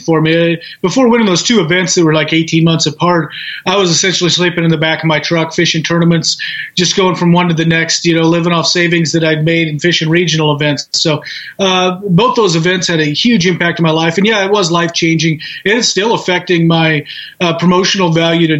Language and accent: English; the Northwest, Pacific Northwest, United States; growing up in the Northwest